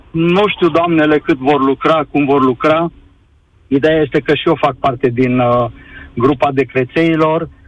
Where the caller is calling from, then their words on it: Cluj-Napoca, Cluj County, Romania; sunt din Cluj, mă bucur să te aud, îmi place emisiunea ta, ascult de mult timp.